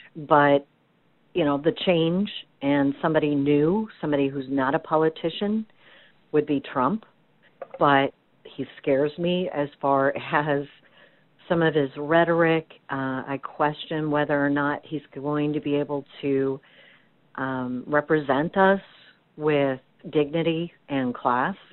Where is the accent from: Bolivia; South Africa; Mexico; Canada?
Canada; moved away; I'm Canadian